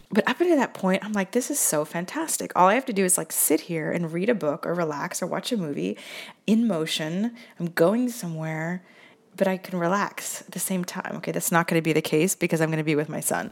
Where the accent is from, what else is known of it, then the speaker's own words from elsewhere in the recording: Seattle, Washington, United States; now in Italy; I'm from Seattle